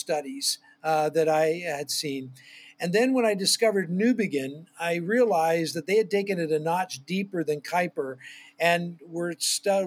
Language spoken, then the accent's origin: English; near Toronto, southern Ontario, Canada; I grew up in southern Ontario, Canada, near Toronto